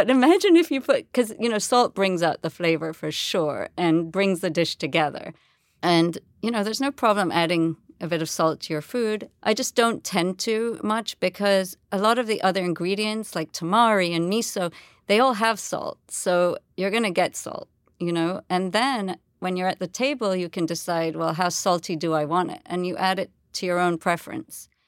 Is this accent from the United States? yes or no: no; India; It has some basis in Hinduism, and interestingly, you know, that I am Indian, so it sort of brought my two experiences together.